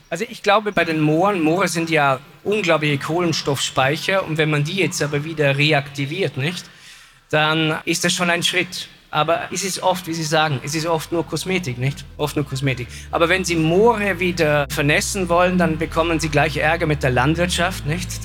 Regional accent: Vorarlberg, Austria; ich komme ja aus Vorarlberg

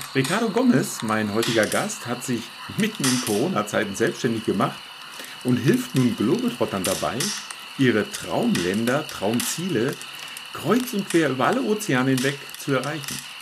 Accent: Calw district, Baden-Württemberg, Germany; wir aus der gleichen Region kommen

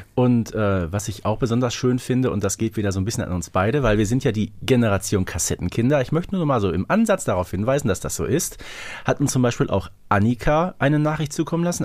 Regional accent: Herten, North Rhine-Westphalia, Germany; bei uns in Herten

